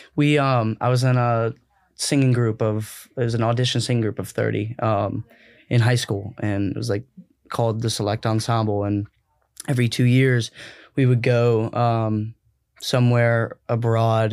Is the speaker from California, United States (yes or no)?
no; Columbia, South Carolina, United States; moved away as an adult; also born or lived in Minsk, Belarus; I'm from Columbia, South Carolina